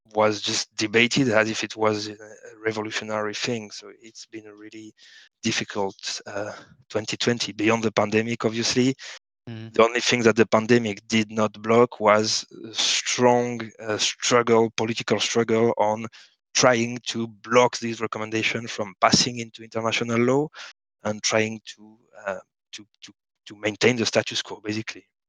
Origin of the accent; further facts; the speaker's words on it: France; now in Barcelona, Spain; I live in Barcelona, but I, am I'm, I'm French. Uh, I was born in France